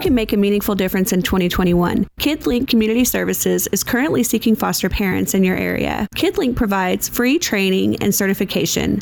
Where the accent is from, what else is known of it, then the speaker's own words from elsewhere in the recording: New Hampshire, United States; moved away; also born or lived in Nashville, Tennessee; I was born in Nashville, grew up in uh, New Hampshire